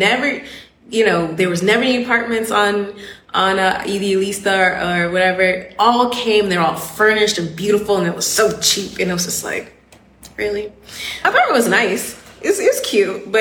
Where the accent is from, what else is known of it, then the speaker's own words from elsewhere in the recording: Atlanta, Georgia, United States; moved away as an adult; also born or lived in Miami / Logroño / Barcelona; now in Valencia, Spain; I am Southern, I'm from Atlanta